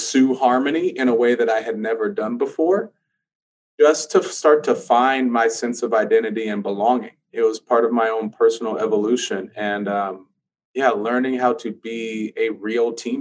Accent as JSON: {"language": "English", "region": "California", "country": "United States", "moved": "as an adult", "said": "I'm from Cali"}